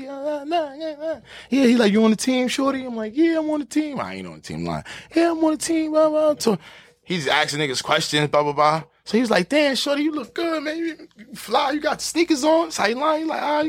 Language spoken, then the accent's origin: English; New York City, New York, United States; I'm from Harlem for real